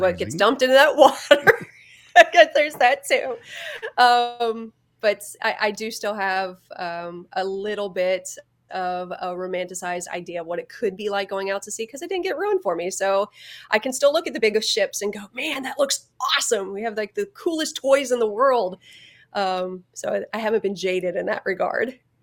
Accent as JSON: {"language": "English", "region": "Ohio", "country": "United States", "tie": "born or raised there", "moved": "as an adult", "said": "I grew up in Ohio"}